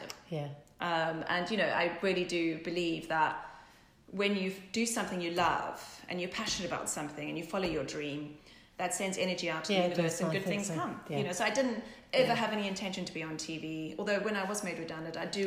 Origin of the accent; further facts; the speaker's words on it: South Africa; now in England, United Kingdom; growing up in South Africa, we didn't have the fashion like we have in England, obviously, in London